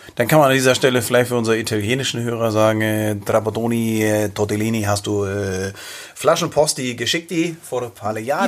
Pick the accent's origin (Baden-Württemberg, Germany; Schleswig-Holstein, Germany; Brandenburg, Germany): Schleswig-Holstein, Germany; near Schleswig; ich bin äh, an, der, an der Schlei groß geworden, äh, in der Nähe von Schleswig.